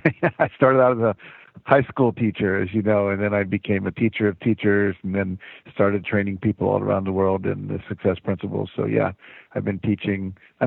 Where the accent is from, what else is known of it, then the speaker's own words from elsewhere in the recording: West Virginia, United States; I grew up in West Virginia, it would snow in the winter